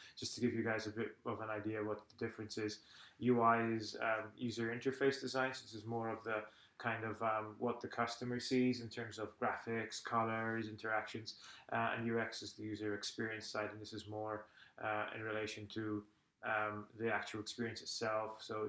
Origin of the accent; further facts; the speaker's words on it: Malta; English is a second language; now in Estonia; I'm originally from Malta, which, just in case, because not everybody knows, it's a small island. I think it's the southernmost part of Europe. It's just below Sicily.